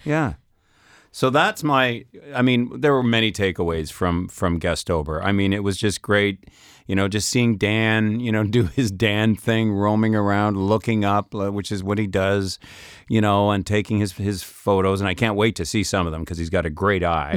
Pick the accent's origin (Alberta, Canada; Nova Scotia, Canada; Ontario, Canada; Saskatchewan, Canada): Saskatchewan, Canada; now in France; I'm from Saskatchewan